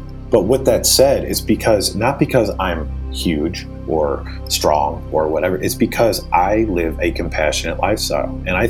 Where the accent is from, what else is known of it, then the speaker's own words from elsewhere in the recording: the South, United States; You know, I grew up in the South here. So for me, it was always just kind of like, it was my lifestyle.